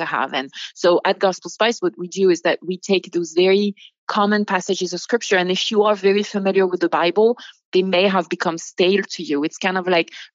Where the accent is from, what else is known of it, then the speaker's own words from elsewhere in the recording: Bordeaux wine country, Nouvelle-Aquitaine, France; moved away as an adult; now in United States; I grew up in the Bordeaux wine country.